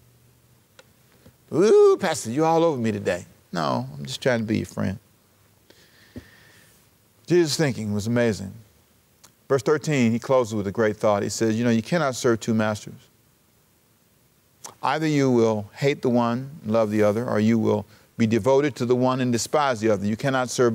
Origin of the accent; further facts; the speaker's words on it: Los Angeles, California, United States; also born or lived in Savannah, Georgia; I was born in Savannah, raised in Los Angeles in South Central